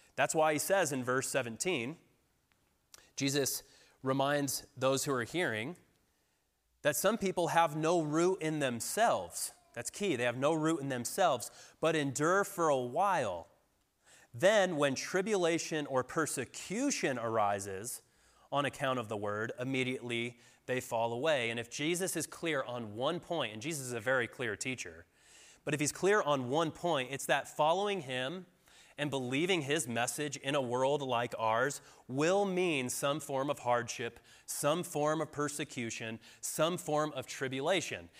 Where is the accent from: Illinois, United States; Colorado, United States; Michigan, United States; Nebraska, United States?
Colorado, United States; moved away; I'm from Colorado, but I moved back here about four years ago.